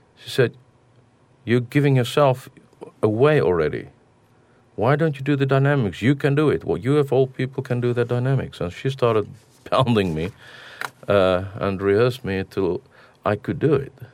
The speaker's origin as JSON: {"language": "English", "country": "South Africa", "tie": "born or raised there", "moved": "yes"}